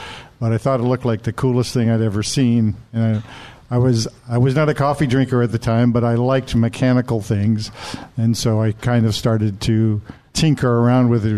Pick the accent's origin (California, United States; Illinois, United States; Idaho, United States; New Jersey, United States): California, United States; moved away as an adult; also born or lived in Wisconsin; now in Seattle, United States; grew up in California, came up to Seattle to go to Seattle Pacific College in 1970